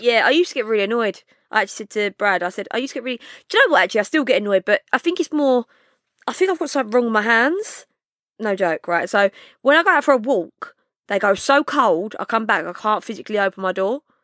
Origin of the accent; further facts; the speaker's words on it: London, United Kingdom; I'm from Bow.